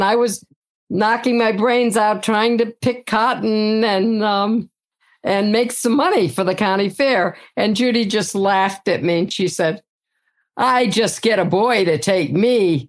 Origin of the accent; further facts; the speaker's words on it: Georgia, United States; also born or lived in Ohio / Marietta, Georgia / Conyers, Georgia; I was born in Ohio. That's right. Yes. And I lived there for the first 6 years of my life. When I was seven, we moved to Georgia. And we lived in Marietta, Georgia for about 5 years. And then we moved to Conyers, Georgia and lived on a farm.